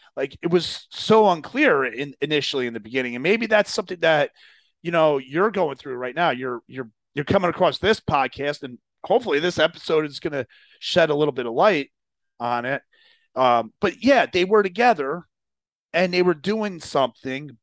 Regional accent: New Jersey, United States; I grew up in Jersey

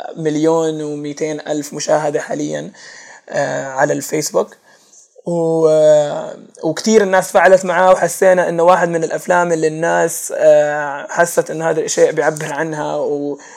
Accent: Jordan; عندنا في الاردن

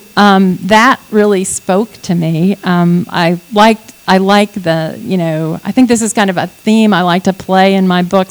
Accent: Texas, United States; I'm a Texan

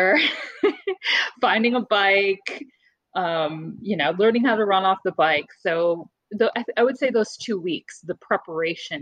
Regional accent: New York, United States; now in Newport News, United States; I am from New York originally, and I live in Newport News, Virginia

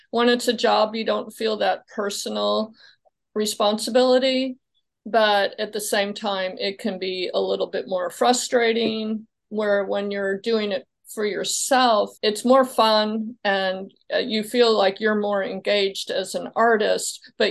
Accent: Midwest, United States; also born or lived in Illinois / Kentucky / Indiana; So um, I'm from the Midwest. I started out in Illinois, and then my family moved to Kentucky, and then I ended up in Indiana before all before I came here to Florida.

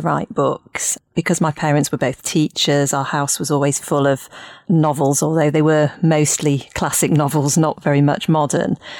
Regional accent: Leeds, Yorkshire and the Humber, United Kingdom; moved away as an adult; also born or lived in Cambridge; now in Hertfordshire, United Kingdom; I grew up in Leeds, and I went to the Jewish schools in Leeds

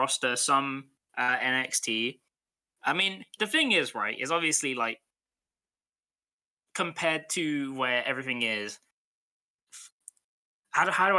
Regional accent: United Kingdom; I'm British

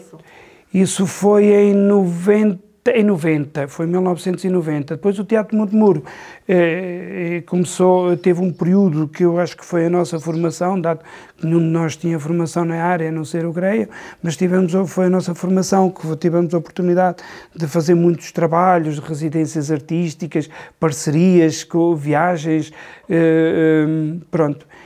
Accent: Campo Benfeito, Norte, Portugal; Nasci aqui em Campo Bem Feito, vivi sempre aqui

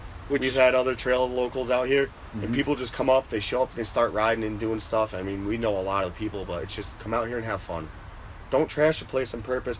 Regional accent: Northern Connecticut, United States; And then we have Northern Connecticut.

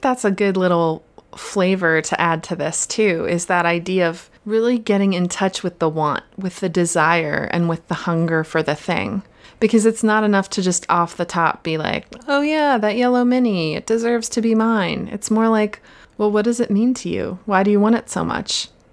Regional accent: Pennsylvania, United States; now in West Coast, United States; I grew up in Pennsylvania and grew up in the woods

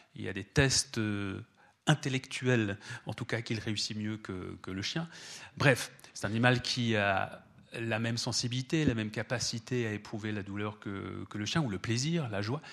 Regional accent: France; chez nous en France

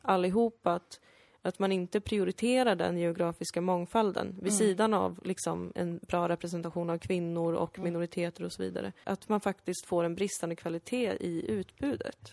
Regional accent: Sweden; Jag kallar mig själv invandrare, jag, jag är född här

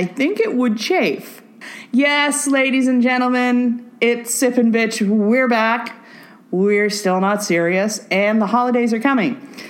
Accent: Canada; but I am Canadian, and I'm very fond of civil liberties.

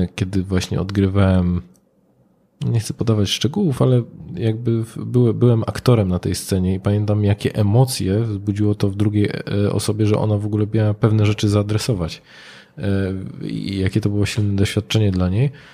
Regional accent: Katowice, Silesian Voivodeship, Poland; now in Wrocław, Poland; ja pochodzę z Katowic, no i tam ci ojcowie byli, na kopalni najczęściej

